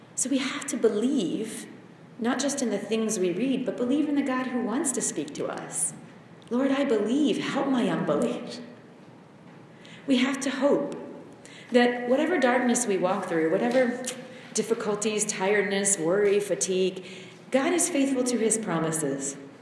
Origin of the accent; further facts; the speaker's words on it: United States; moved away as an adult; being American